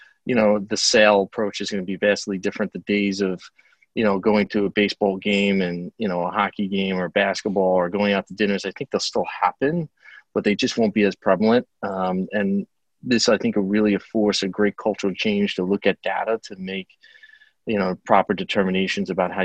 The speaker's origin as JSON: {"language": "English", "area": "Long Island", "region": "New York", "country": "United States", "accent": "Long Island", "said": "the setting being in Melville, Long Island, I know it pretty well"}